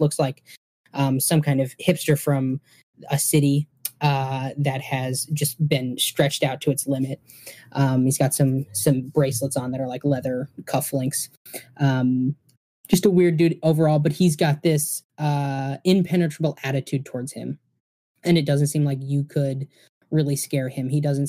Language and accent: English; Michigan, United States; We're from the Youper.